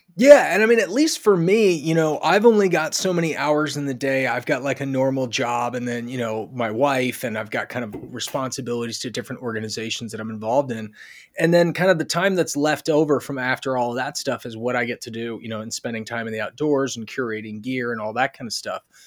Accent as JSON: {"language": "English", "country": "United States", "said": "us Americans"}